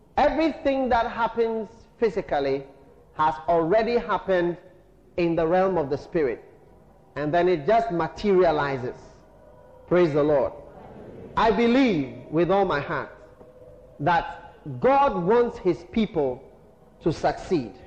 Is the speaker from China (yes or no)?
no; Ghana; we are Ghanaian